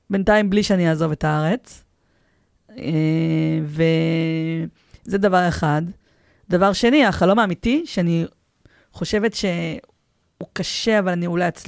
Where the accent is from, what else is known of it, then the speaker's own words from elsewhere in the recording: Petah Tikva, Central District, Israel; אני, אני פתח תקוואית.